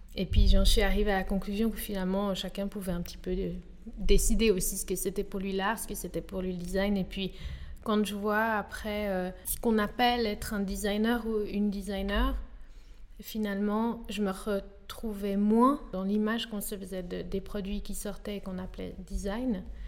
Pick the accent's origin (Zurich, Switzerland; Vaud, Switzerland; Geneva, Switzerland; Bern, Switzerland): Geneva, Switzerland; j'ai grandi à Genève.